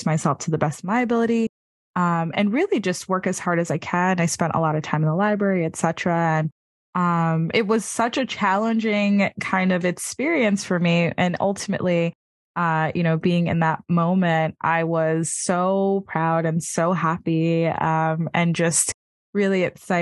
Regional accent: New York City, New York, United States; being a New Yorker

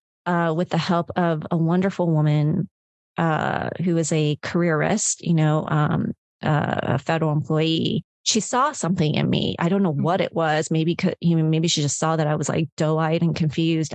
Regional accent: Hawaii, United States; I was born in Hawaii.

